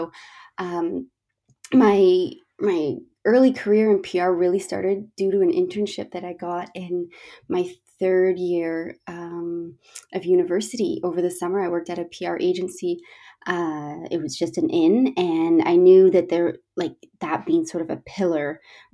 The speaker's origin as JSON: {"language": "English", "town": "Toronto", "region": "Ontario", "country": "Canada", "moved": "as an adult", "lives_now": "London, United Kingdom", "said": "I'm from Toronto, Canada, currently living in London, England, for about 7 years now."}